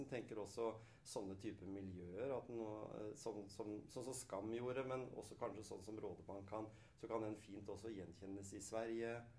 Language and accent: Norwegian; Skien, Telemark, Norway; Selv om jeg er oppvokst på Hjemsø i Skien